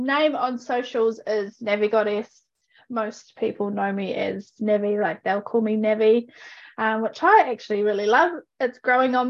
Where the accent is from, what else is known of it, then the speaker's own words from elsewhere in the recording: Ōpōtiki, Bay of Plenty, New Zealand; now in Oamaru, New Zealand; I currently reside in Te Waipounamu in Omaru, but I am from Te Whakatohia, so all Pōtiki.